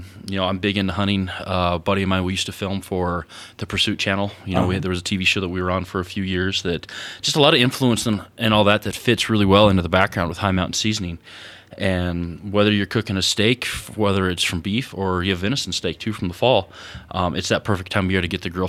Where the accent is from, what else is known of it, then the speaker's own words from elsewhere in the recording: Wyoming, United States; were amazed that someone from the West was there, and they thought we were behind the times, because we're from Wyoming.